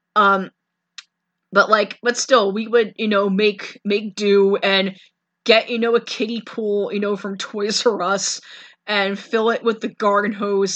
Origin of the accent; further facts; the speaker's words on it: New York City, New York, United States; being a New Yorker